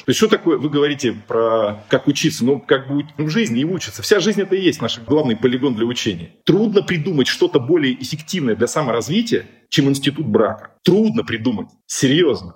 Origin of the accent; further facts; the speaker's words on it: Siberia, Russia; Я сформировался как личность в академгородке там, и, и прочее. Ну, я сибиряк, как сибиряком себя ощущаю.